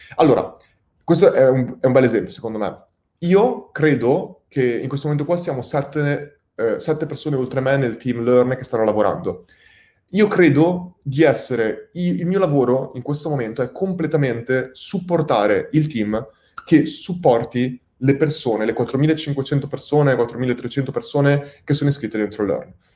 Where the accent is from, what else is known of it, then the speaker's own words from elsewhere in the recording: Italy; siamo il popolo italiani